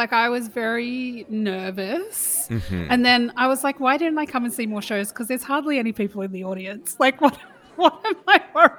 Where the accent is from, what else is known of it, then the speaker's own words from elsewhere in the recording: Sydney, New South Wales, Australia; now in Melbourne, Australia; I'm from Sydney, man.